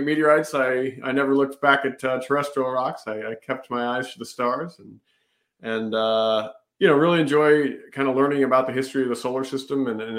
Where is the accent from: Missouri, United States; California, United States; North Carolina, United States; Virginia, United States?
Missouri, United States; Kansas City; Oh, well, I grew up in Missouri, kind of in the rural parts of Kansas City area.